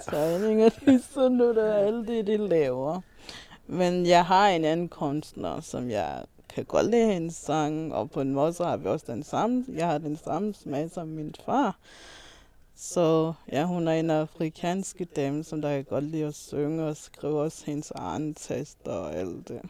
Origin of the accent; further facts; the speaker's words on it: Malawi; moved away; har jeg lært det i Malawi, hvor vi gik i skole.